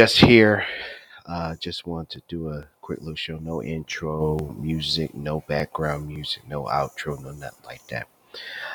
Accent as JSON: {"language": "English", "town": "Gloucester", "region": "Virginia", "country": "United States", "also_born_or_lived": "Saluda, Virginia", "said": "I am from Virginia, Gloucester to be exact, even though it's a county within a county. Don't ask. I'm from Saluda"}